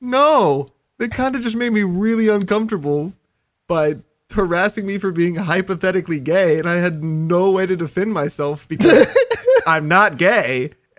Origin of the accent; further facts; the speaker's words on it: Texas, United States; I was from Texas